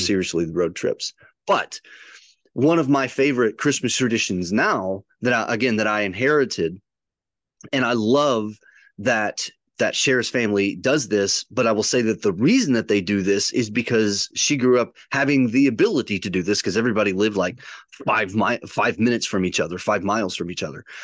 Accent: near Chicago, Illinois, United States; growing up near Chicago, there were what two or three thousand people in my little town

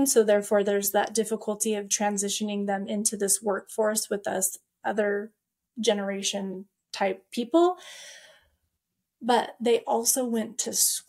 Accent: Payette, Idaho, United States; I'm from Payette, Idaho

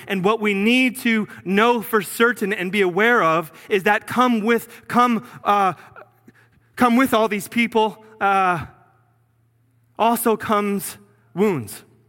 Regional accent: New Jersey, United States; moved away as an adult; I'm from Jersey

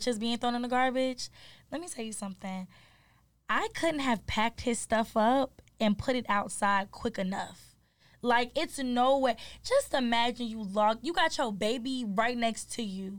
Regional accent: Atlanta, Georgia, United States; also born or lived in Detroit, Michigan; By Thursday, we were moved to Atlanta

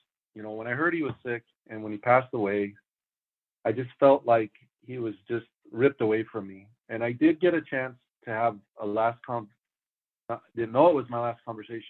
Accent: El Paso, Texas, United States; also born or lived in Phoenix, Arizona / San Antonio, Texas / Wichita Falls, Texas; now in Iron Mountain, United States; I grew up in El Paso, Texas

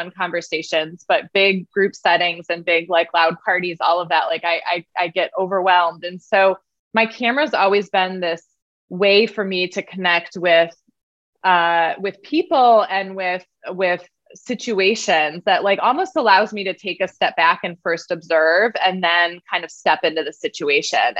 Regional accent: Michigan, United States; I grew up in Michigan

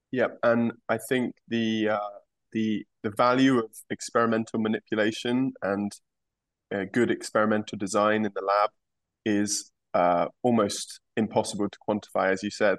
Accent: England, United Kingdom; moved away; my home country of England.

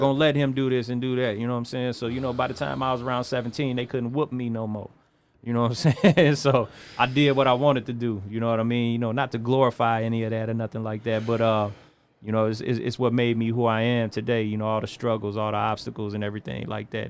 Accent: East Chicago, Indiana, United States; I was born and raised in East Chicago, North Side.

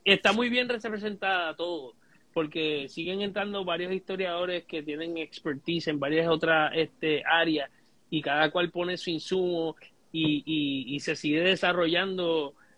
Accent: Puerto Rico

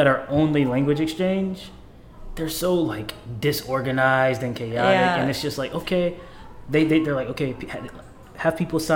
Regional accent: United States; moved away as an adult; now in Seoul, South Korea; in America, like, in my hometown

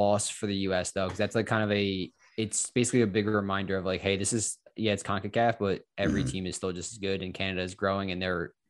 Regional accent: Ireland; I'm Irish.

